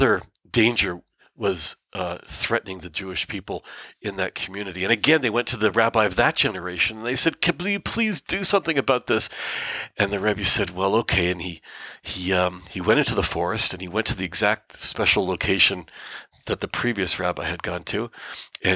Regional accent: Canada; now in Israel; I live in Israel, but I'm born in Canada, and my mom is born in Canada

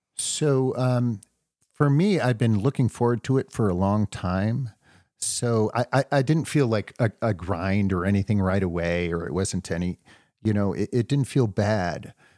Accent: New Hampshire, United States; now in Wisconsin, United States; I'm a Wisconsinite now, but I grew up in New Hampshire hiking the whites

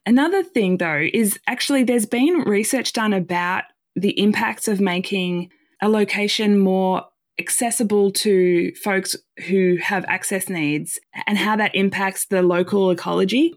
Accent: Australia; moved away as an adult; now in United States; as an Australian living in the U S

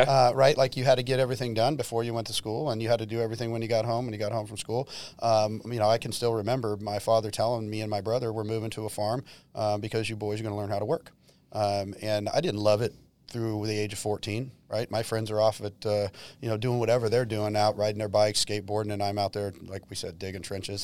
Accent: Modesto, California, United States; moved away; I grew up in Modesto

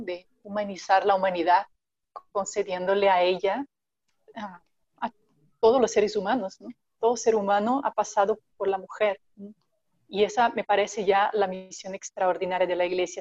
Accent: Brazil; now in Mexico; soy, brasileña

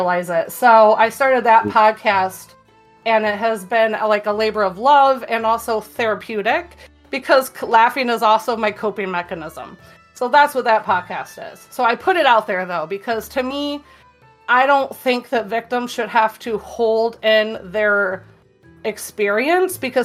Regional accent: Michigan, United States; I'm from Michigan

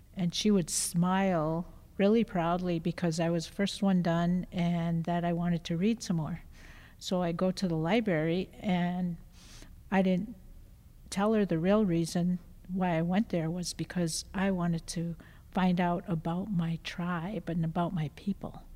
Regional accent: Black River Falls, Wisconsin, United States; also born or lived in Alaska / Gallup, New Mexico; now in Madison, United States; I originally grew up in Black River Falls, Wisconsin

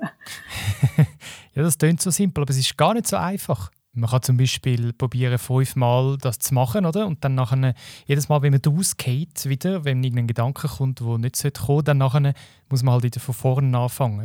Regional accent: Switzerland; bei uns in der Schweiz.

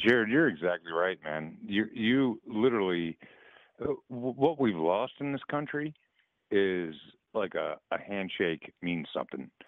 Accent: Maryland, United States; moved away as an adult; also born or lived in West Virginia; now in Arizona, United States; I'm from Maryland originally

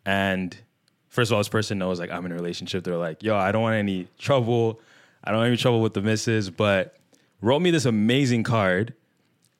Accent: Nigeria; I'm a Nigerian middle child

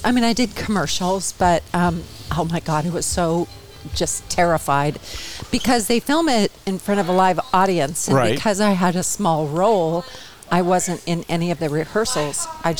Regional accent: Bell, California, United States; moved away; also born or lived in New York; I didn't come from Los Angeles. I came from Bell, which is like a suburb of Los Angeles. So tiny, tiny town. Not so tiny anymore.

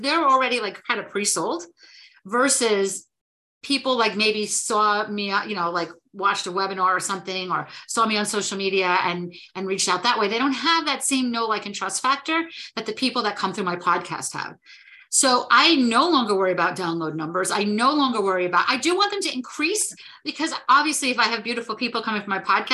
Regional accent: New Jersey, United States; I am from New Jersey

